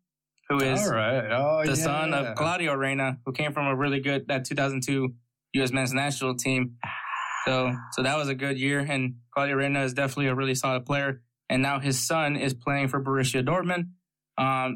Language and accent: English; United States; I'm American.